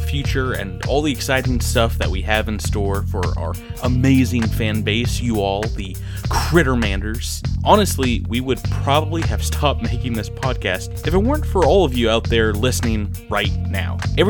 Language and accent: English; Georgia, United States; accent: Georgia; From Georgia. We're all from Georgia and not the United Kingdom.